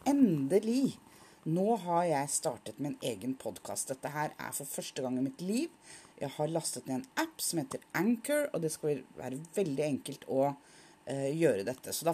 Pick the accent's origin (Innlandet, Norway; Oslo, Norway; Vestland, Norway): Oslo, Norway; now in Nordland, Norway; Og jeg er opprinnelig fra Oslo. Nå bor jeg i Nordland.